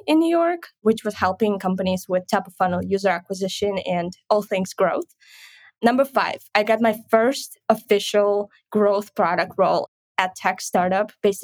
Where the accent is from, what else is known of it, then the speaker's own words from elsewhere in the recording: Kryvyi Rih, Dnipropetrovsk Oblast, Ukraine; English is a second language; moved away as an adult; now in San Francisco, United States; I'm originally from Kryvyi Rih, Ukraine